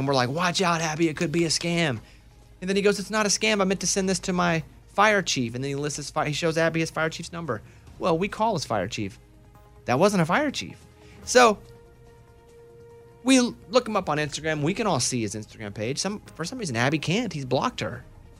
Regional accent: Arkansas, United States; growing up in Arkansas when Bill Clinton was the governor.

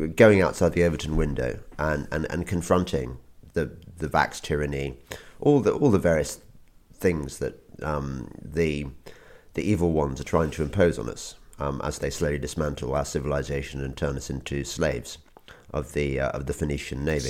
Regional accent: England, United Kingdom; as an Englishman

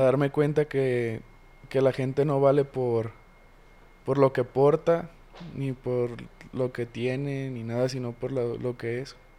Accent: Guadalajara, Jalisco, Mexico; also born or lived in Tlaquepaque, Jalisco / Ciudad Aztlán, Jalisco; Soy originario de aquí de Guadalajara. Crecí en dos lugares distintos. Crecí en La Asunción, que es un barrio de ahí de Portlaquepaque. Y en Ciudad Aztlán, también otro barrio muy mentado aquí en Jalisco.

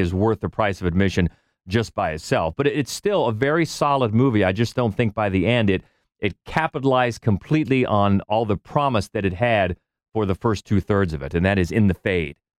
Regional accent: United States; as an American

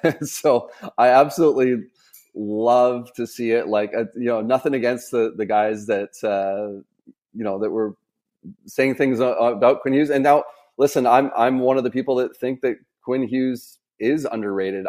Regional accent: Vancouver, British Columbia, Canada; around my age that, growing up in Vancouver

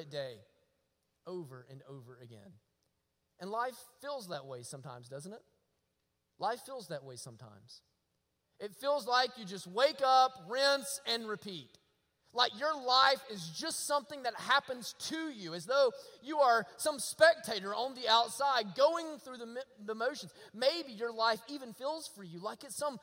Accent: Rabbit Town, Alabama, United States; I was raised in Rabbit Town, Alabama

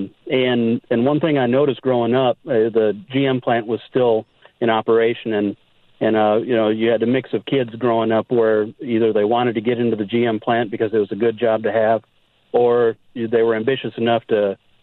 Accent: Janesville, Wisconsin, United States; now in Nashville, United States; I'm actually from the Janesville area.

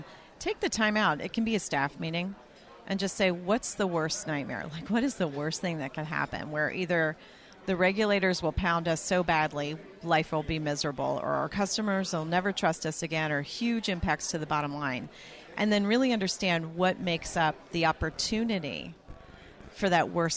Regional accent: the South, United States; I'm from the South

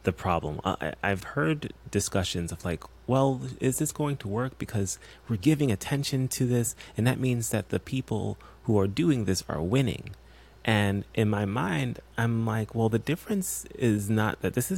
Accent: New York, United States; I'm from New York, born and raised

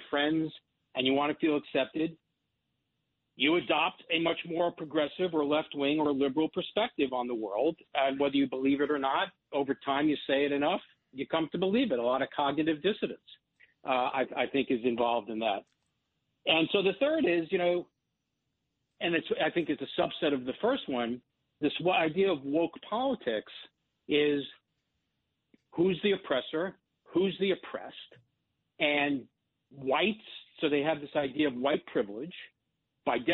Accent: United States; who's an American Jew

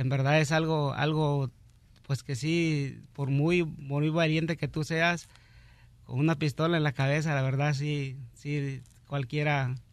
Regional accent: Cuernavaca, Morelos, Mexico; also born or lived in Mexico City; Ah, yo soy nacido en el Distrito Federal, pero pues me crié en Cuernavaca, Morelos.

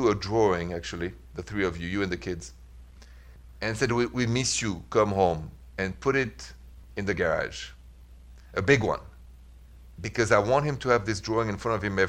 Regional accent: France; moved away; I'm from France

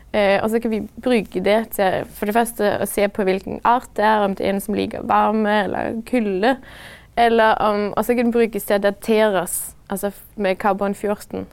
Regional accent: Denmark; moved away as an adult; now in Norway; da jeg var hjemme i Danmark

